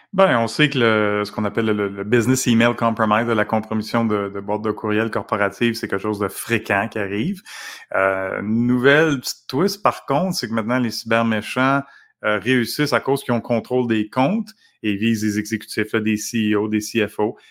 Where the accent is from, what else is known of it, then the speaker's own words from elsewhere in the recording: Canada; en tant que Canadien